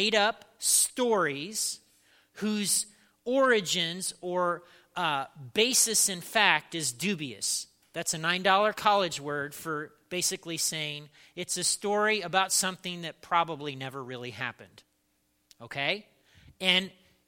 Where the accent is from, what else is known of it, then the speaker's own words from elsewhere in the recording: Indiana, United States; I grew up in Indiana